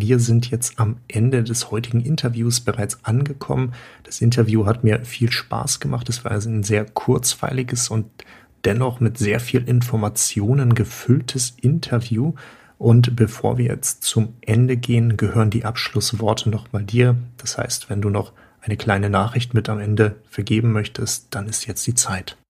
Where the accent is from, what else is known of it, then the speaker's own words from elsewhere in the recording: Germany; Wir bei uns in Deutschland